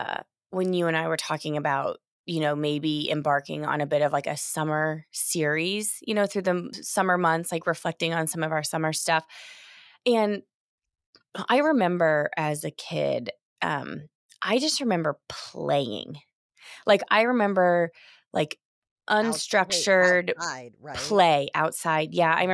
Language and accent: English; Indiana, United States; I mean, I grew up in Southern Indiana, you know, but I drove a yellow VW Bug.